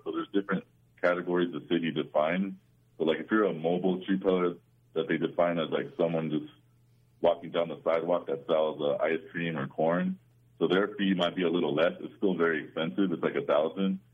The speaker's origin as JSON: {"language": "English", "region": "Southern California", "country": "United States", "tie": "born or raised there", "said": "I grew up in Southern California"}